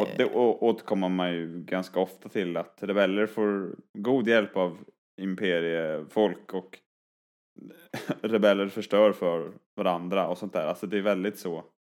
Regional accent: Skövde, Västra Götaland, Sweden; jag är från Skövde

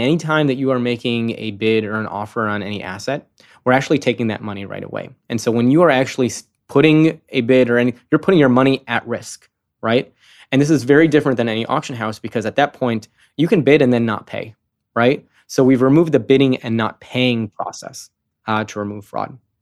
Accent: Chicago, Illinois, United States; now in San Francisco, United States; I'm from Chicago

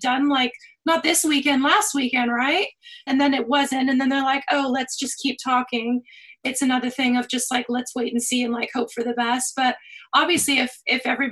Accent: United States; now in United Kingdom; I'm American.

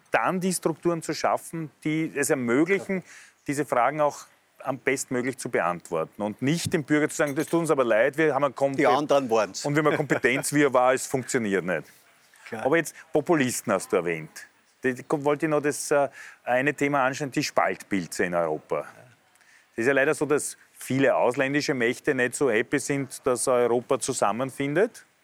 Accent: Austria; ich glaube, dass gerade für uns als Österreicher an der Grenze mit einem starken Verständnis für die Geschichte und die Menschen zum Beispiel in Ungarn

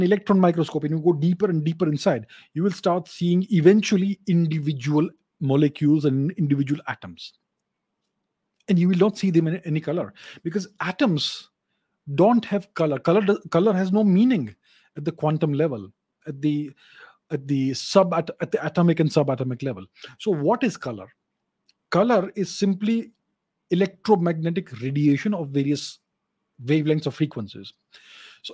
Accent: India; I'm Indian

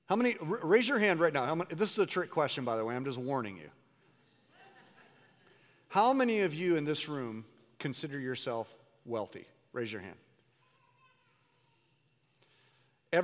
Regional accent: United States; you and I as American Christians

